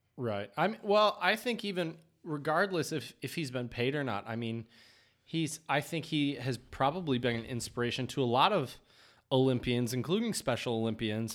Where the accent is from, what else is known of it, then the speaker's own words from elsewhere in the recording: Dexter, Michigan, United States; moved away; I grew up in Dexter, Michigan, which is right down the road